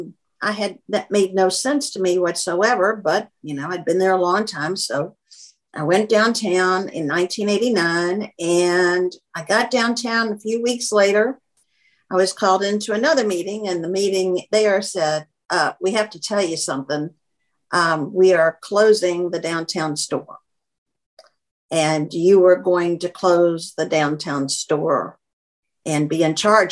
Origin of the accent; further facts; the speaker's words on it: Kentucky, United States; also born or lived in Boston; now in Atlanta, United States; I was from Kentucky